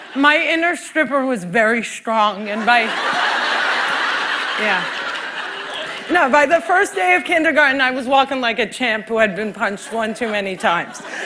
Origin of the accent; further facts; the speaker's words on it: Cliffside Park, New Jersey, United States; Cliffside Park, New Jersey is my hometown